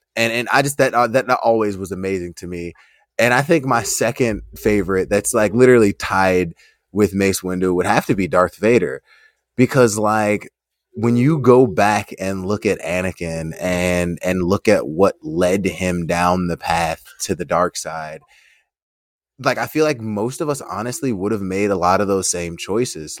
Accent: United States; we're, we're from America

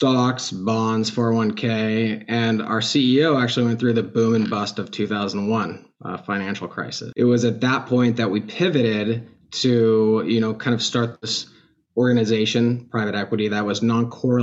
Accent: California, United States; I grew up in California, born and raised, attended UCLA

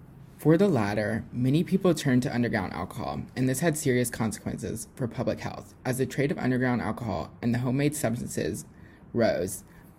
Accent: Louisiana, United States; now in Alabama, United States; I'm actually originally from Louisiana

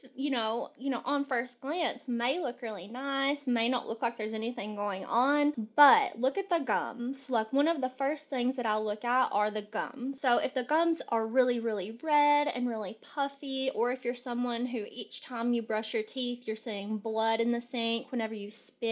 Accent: Kentucky, United States; now in Charlotte, United States; I'm originally from Kentucky.

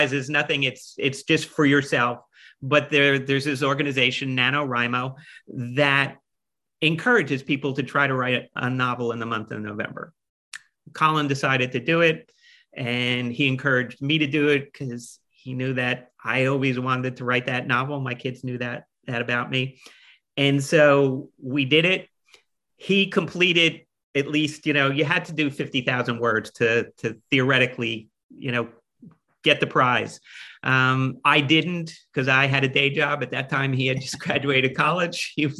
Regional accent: Roselle Park, New Jersey, United States; also born or lived in Clark, New Jersey; I grew up in Union County. First 8 years of my life, we lived in Clark, and then we moved to Roselle Park.

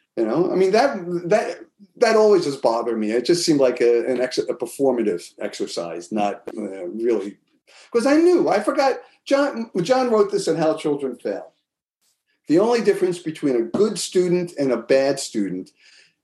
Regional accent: Elmsford, New York, United States; moved away as an adult; also born or lived in Bronx, New York; now in Boston, United States; we moved from the Bronx. But when I was in third grade, we moved up to Westchester

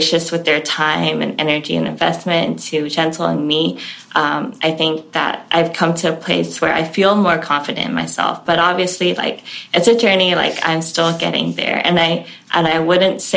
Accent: Hong Kong; now in United States; I grew up in Hong Kong

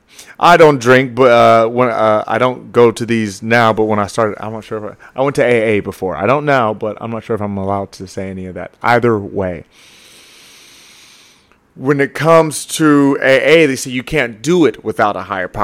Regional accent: the South, United States; I grew up in the South, man. Let's call that the Bible Belt

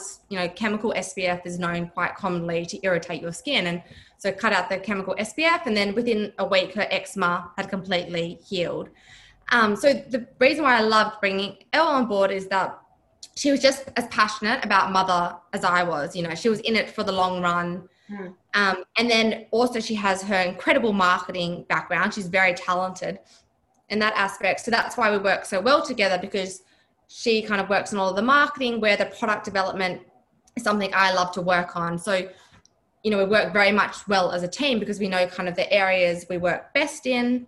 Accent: Broome, Western Australia, Australia; now in Perth, Australia; I'm originally from Broome. I grew up in Broome, which is just northwest of Perth.

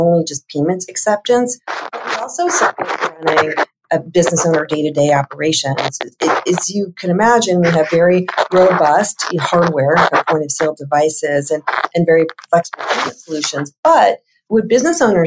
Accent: Los Angeles, California, United States; I grew up in Los Angeles. So I am a California girl at heart

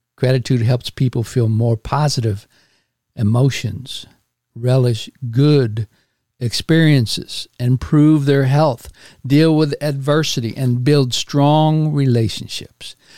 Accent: Houston, Texas, United States; moved away as an adult; my hometown of Houston, Texas

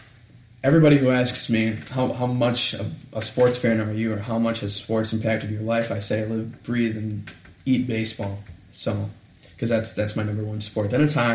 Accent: Mount Clemens, Michigan, United States; I grew up in Mount Clemens. I was born out of Cottage Hospital. And then I lived in Mount Clemens for about 2.5 years.

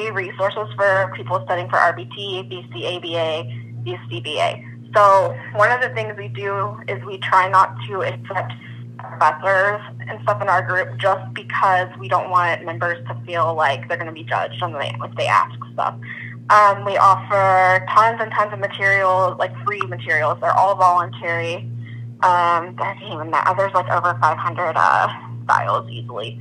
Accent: Kansas, United States; also born or lived in Georgia, United States / Mississippi, United States; now in St. Louis, United States; I'm originally from Kansas, in the middle of nowhere

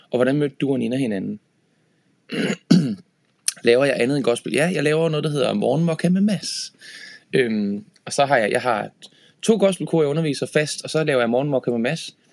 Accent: Horsens, Central Denmark Region, Denmark; Øh, jeg, jeg kommer fra Horsens og spillede rigtig meget på Horsens Musikskole

